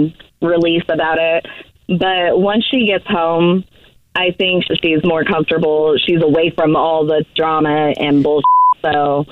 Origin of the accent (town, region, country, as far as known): Sacramento, California, United States